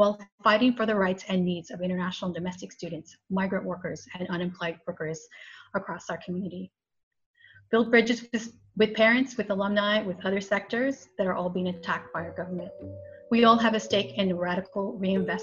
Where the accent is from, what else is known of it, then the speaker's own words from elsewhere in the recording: United States; moved away; I'm Mexican American